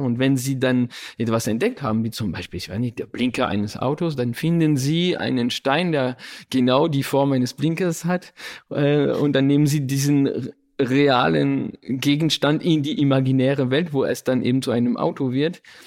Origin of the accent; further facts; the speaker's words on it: Paris, Île-de-France, France; Ich bin ja in, in Frankreich aufgewachsen, in Paris sogar